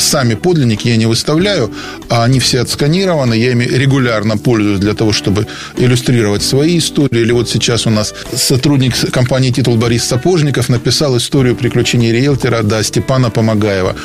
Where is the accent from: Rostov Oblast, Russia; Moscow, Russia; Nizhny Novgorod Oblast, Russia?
Rostov Oblast, Russia; Rostov-on-Don; я ростовчанин